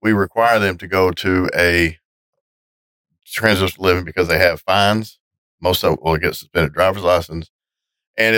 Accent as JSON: {"language": "English", "town": "Gravel Ridge", "region": "Arkansas", "country": "United States", "also_born_or_lived": "Cabot, Arkansas", "said": "I'm from Gravel Ridge, Arkansas"}